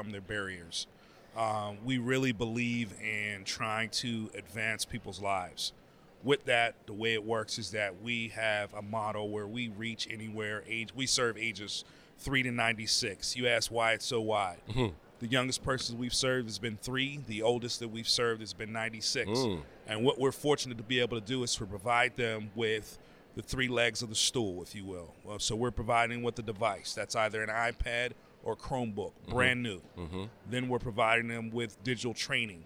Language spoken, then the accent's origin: English; Pittsburgh, Pennsylvania, United States; moved away as an adult; now in Boston, United States; I'm originally from Pittsburgh.